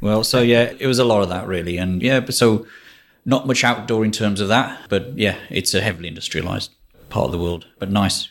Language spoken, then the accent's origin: English; Walsall, West Midlands, United Kingdom; Yeah, so I'm from England. I'm place called Walsall, which is about seven miles north of Birmingham.